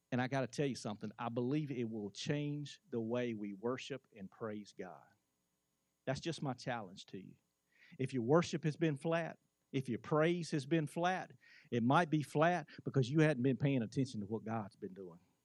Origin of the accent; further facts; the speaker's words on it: United States; as an American